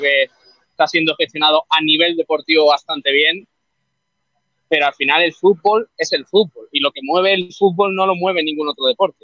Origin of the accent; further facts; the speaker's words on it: Estepona, Andalusia, Spain; now in Málaga, Spain; yo soy de Cepona